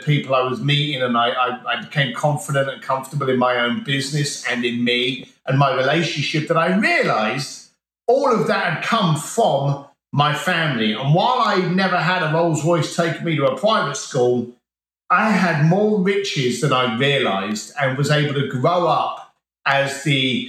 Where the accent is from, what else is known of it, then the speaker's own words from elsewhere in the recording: United Kingdom; born there; I'm from an Irish construction family, and I was the first member of my family to be born on British soil. So while my family are Irish, I'm the token